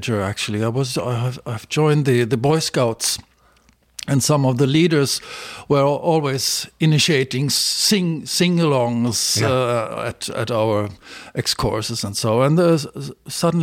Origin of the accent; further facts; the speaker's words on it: Berlin, Germany; now in Sweden; I was actually born and raised in Berlin